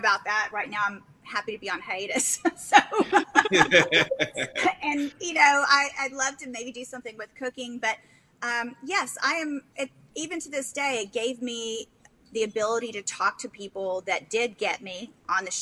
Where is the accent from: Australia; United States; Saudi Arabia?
United States; Texas; I say y'all because I'm from Texas